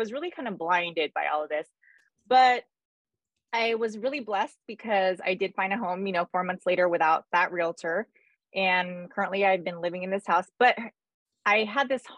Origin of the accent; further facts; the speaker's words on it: California, United States; I was born and raised in California. I'm here in Southern California.